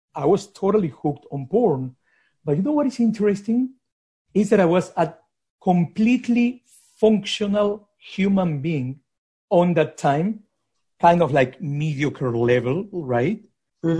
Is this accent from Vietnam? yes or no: no; Lima, Peru; moved away; I grew up in Lima in a hyper conservative society